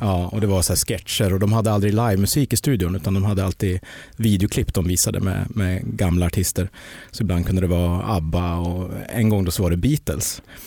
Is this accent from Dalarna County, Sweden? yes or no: yes; Mora, Dalarna County, Sweden; Jag kommer från Dalarna